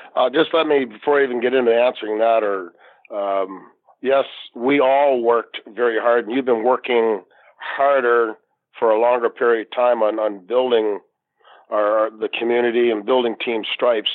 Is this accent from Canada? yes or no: yes; Canada; the Canadian referee